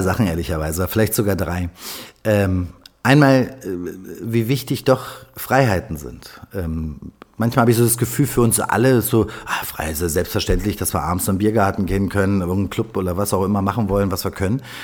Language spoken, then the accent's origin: German; Berlin, Germany; ich bin waschechter Berliner, bin hier geboren, ich liebe diese Stadt